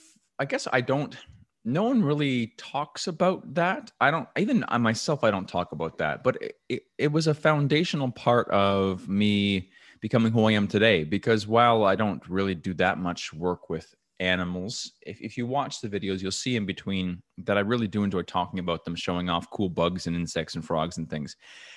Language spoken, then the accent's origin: English; New Brunswick, Canada; So I grew up in New Brunswick, Canada, which is right above Maine in North America.